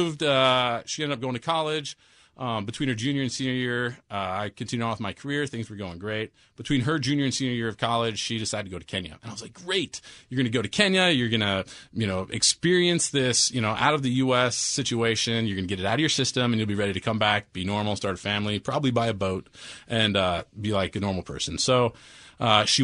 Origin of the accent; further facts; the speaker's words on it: Washington, United States; I grew up in Washington State